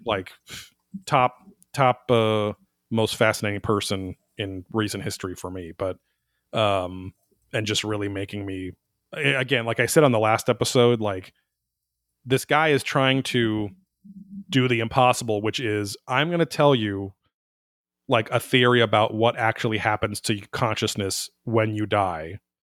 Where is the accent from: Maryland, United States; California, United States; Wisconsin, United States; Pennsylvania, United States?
California, United States; Orange County; growing up in Orange County